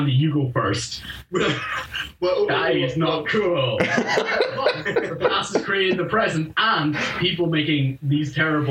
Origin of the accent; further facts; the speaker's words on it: Northern Ireland, United Kingdom; also born or lived in Germany; so I was born in Germany, right? And I went over to Northern Ireland when I was 4 years old.